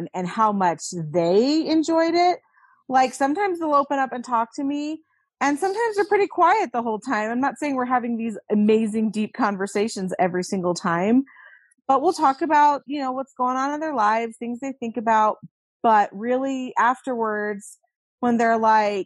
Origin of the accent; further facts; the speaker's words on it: Virginia, United States; I grew up in Virginia